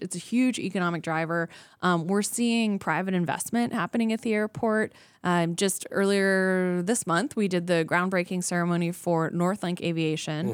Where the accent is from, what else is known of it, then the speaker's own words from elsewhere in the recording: Anchorage, Alaska, United States; I was born and raised here in Anchorage